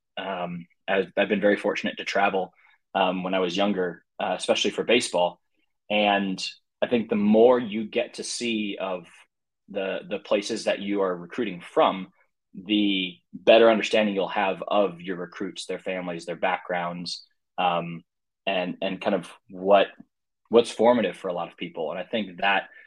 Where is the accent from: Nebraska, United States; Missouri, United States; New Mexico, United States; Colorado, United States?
Missouri, United States; St. Louis; also born or lived in Oregon / Virginia; born and raised in St. Louis